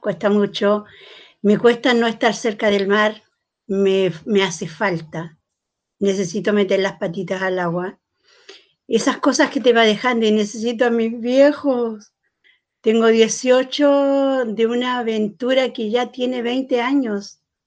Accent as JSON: {"language": "Spanish", "town": "Arauco", "region": "Biobío", "country": "Chile", "tie": "born or raised there", "said": "yo nací en Arauco, donde caminar dos veces con un hombre era porque te acostabas con él"}